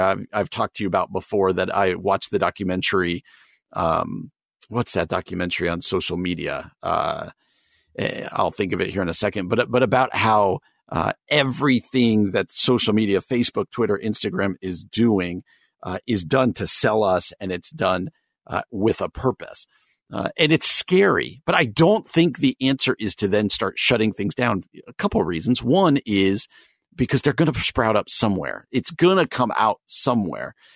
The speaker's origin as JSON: {"language": "English", "region": "New Jersey", "country": "United States", "tie": "born or raised there", "moved": "as an adult", "lives_now": "Wheaton, United States", "said": "I grew up in New Jersey. uh, about forty-five minutes outside New York City"}